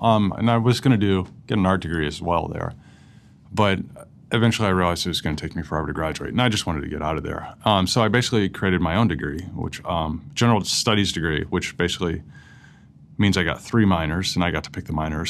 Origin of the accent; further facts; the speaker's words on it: St. Louis, Missouri, United States; also born or lived in Columbia, Missouri; I grew up in St. Louis